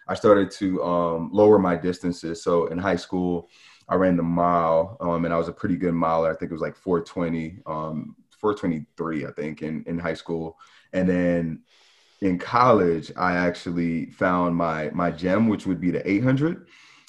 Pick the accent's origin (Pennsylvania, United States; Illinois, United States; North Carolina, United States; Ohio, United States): North Carolina, United States; Charlotte; also born or lived in New York; So I'm actually originally from New York, but I did grow up in Charlotte.